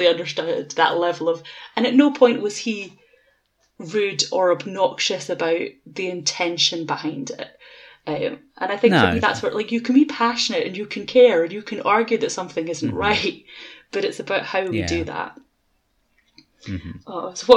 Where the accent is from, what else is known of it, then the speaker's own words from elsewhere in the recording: Edinburgh, Scotland, United Kingdom; I'm from Edinburgh